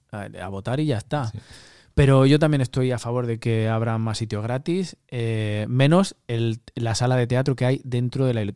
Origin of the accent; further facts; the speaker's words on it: Almería, Andalusia, Spain; moved away as an adult; now in Norway; te pilla como a mí de Almería, que venía de un secarral